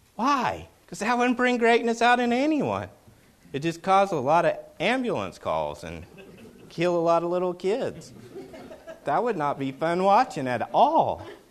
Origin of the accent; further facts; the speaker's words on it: Oklahoma, United States; accent: Okie; my Okie accent